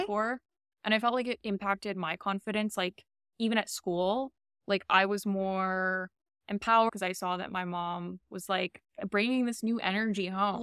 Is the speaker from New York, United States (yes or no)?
yes; New York City, New York, United States; also born or lived in Albania; now in Miami, United States; I grew up in Queens